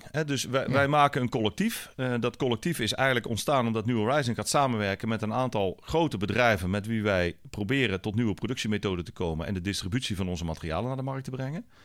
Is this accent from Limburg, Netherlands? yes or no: no; North Brabant, Netherlands; en ik kom uit Brabant, hè, dus daar...